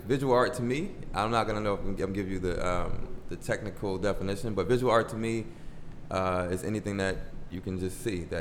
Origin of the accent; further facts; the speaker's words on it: Boston, Massachusetts, United States; I'm from Boston, Massachusetts, a Roxbury kid